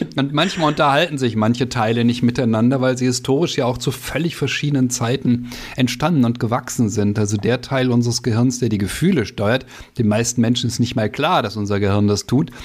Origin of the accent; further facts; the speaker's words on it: Germany; als Deutsche